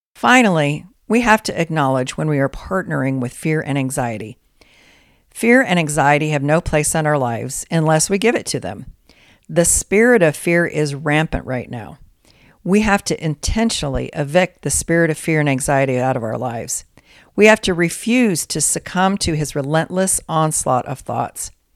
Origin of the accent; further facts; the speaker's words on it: Colorado, United States; growing up in Colorado